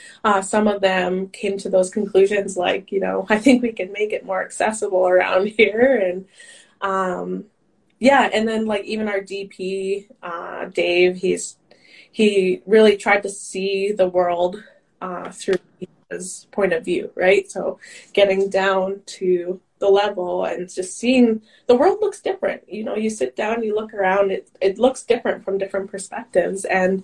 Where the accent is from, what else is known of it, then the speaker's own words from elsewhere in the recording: Grand Prairie, Texas, United States; growing up in Grand Prairie, in my school, like other than my brother, there might have been a few other like colored people, those kind of things.